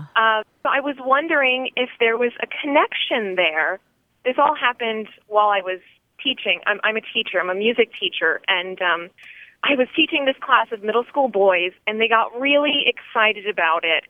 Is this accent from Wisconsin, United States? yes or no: no; Tallahassee, Florida, United States; I'm from Tallahassee, Florida